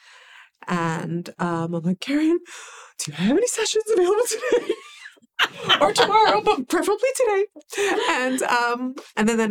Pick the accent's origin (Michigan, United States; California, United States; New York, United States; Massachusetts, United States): New York, United States; New York City; growing up in the Bronx was challenging